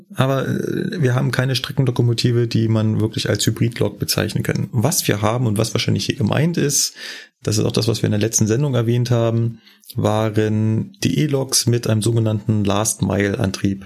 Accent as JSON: {"language": "German", "region": "Berlin", "country": "Germany", "moved": "as an adult", "lives_now": "Munich, Germany", "said": "bin ja ursprünglich Berliner, bin ja erst ja mit 28 nach München gekommen"}